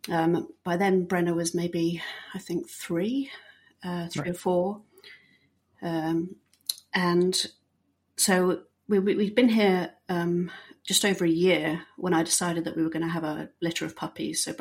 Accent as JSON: {"language": "English", "country": "Bahrain", "tie": "born or raised there", "also_born_or_lived": "England", "said": "I am British, uh, born and um, not raised in Britain. I actually uh, grew up in Bahrain."}